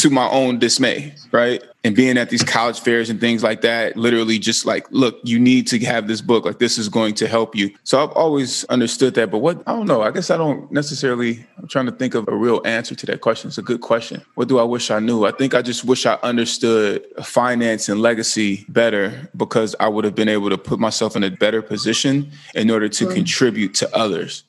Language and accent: English; California, United States; I'm from California